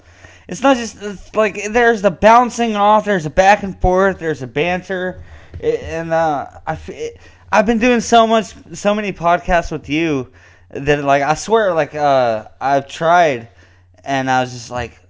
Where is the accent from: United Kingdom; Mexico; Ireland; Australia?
Ireland; Enniscorthy, County Wexford; Yeah, sure. I'm from Enniscorthy. You know, I heard about Enniscorthy in a song. It's such a fucking small town in Ireland.